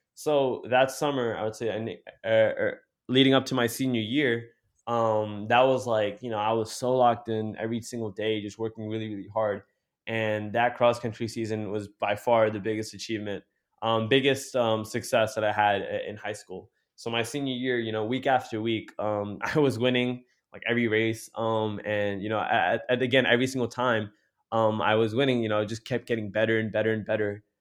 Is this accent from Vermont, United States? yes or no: no; Jersey City, New Jersey, United States; me being a city guy, like, you know, growing up in Jersey City